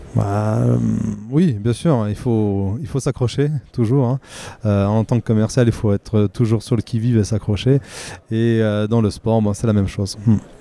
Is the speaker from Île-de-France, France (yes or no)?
no; Remiremont, Grand Est, France; je suis né en, 1984 à Remiremont dans les Vosges